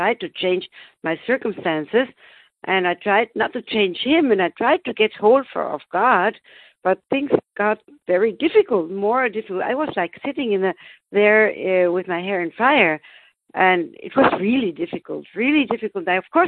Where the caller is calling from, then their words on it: Germany; I'm calling from Germany.